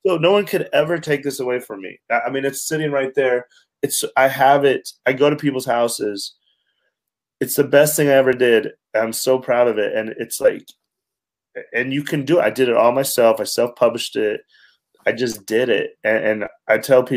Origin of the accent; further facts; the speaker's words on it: Wyoming, United States; I'm a kid from Wyoming.